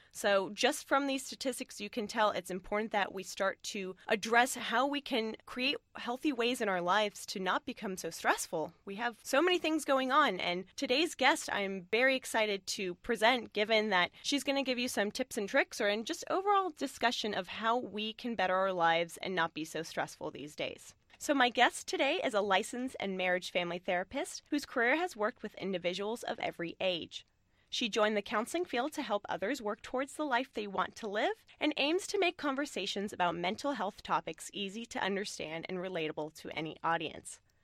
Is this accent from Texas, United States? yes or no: no; San Francisco Bay Area, California, United States; this area where we're from the San Francisco Bay Area